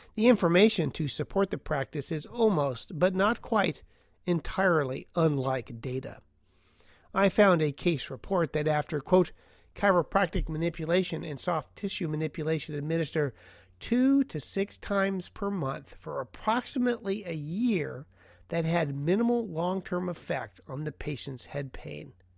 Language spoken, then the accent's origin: English; Portland, Oregon, United States; Portland, Oregon, my hometown